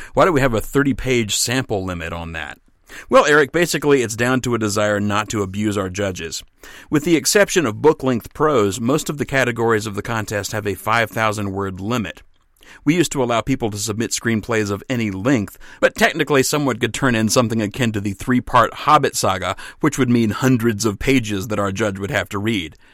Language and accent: English; Mississippi, United States; moved away; I'm from Mississippi.